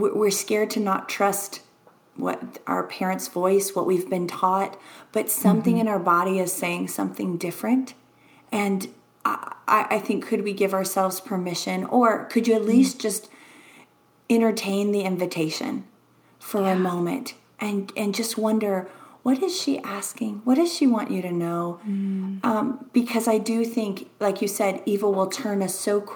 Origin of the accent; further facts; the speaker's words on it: Louisiana, United States; moved away; also born or lived in Texas; I'm from Louisiana